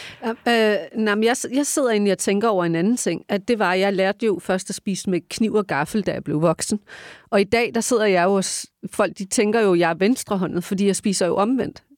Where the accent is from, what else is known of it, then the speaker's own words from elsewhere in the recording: Denmark; jeg er født i det her land